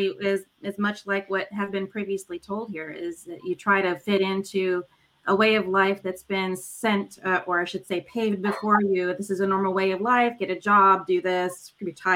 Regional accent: Los Angeles, California, United States; born and raised in Los Angeles

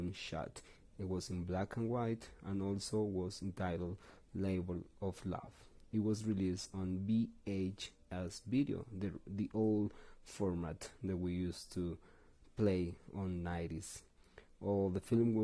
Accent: Bogotá, Colombia; English is a second language; we're from Bogota, from Colombia, from South America

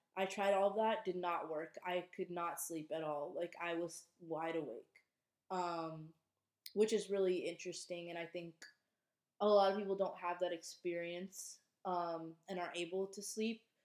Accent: Minnesota, United States; moved away as an adult; now in Boston, United States; I was home for a couple weeks over the holidays in Minnesota

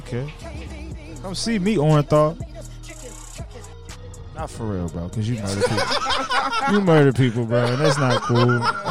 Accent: United States; I'm an American, bro.

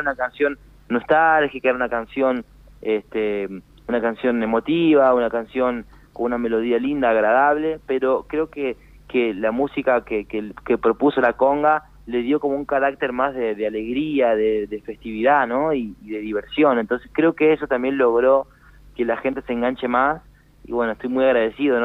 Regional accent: Florencio Varela, Buenos Aires Province, Argentina; moved away as an adult; now in Tucumán, Argentina; en Florencio Varela, donde es mi familia, donde soy yo mm. siempre. Pero bueno, este, hoy en día estoy radicado acá y bueno, muy contento de de sentirme como un tucumano más

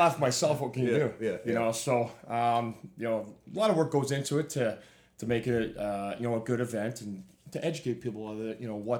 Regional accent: Saskatoon, Saskatchewan, Canada; You know, obviously in Canada, in Saskatchewan, where you know I'm from, just about every school has

